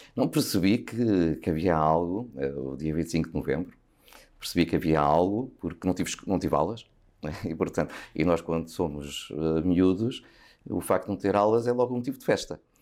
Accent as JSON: {"language": "Portuguese", "town": "Sobral de Monte Agraço", "region": "Lisbon", "country": "Portugal", "tie": "born or raised there", "said": "eu cresci no Sobral"}